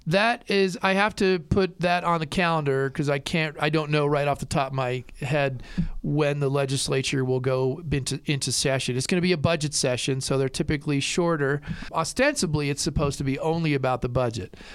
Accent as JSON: {"language": "English", "region": "New Jersey", "country": "United States", "tie": "born or raised there", "moved": "yes", "lives_now": "Lander, United States", "said": "I grew up in New Jersey"}